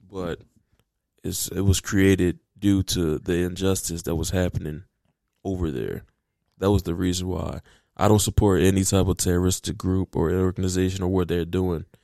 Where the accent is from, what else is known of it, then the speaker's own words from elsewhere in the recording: United States; But the reason why I started paying attention to this, even though I'm American, I, I my tax dollars go there.